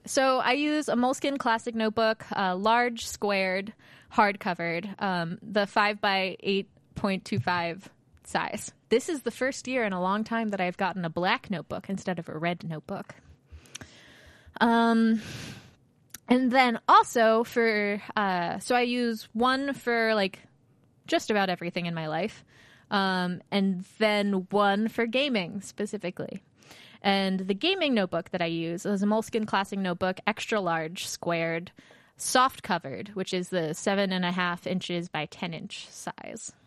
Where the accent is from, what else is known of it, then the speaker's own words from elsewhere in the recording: Baltimore, Maryland, United States; moved away; I am from Baltimore, where Under Armour's from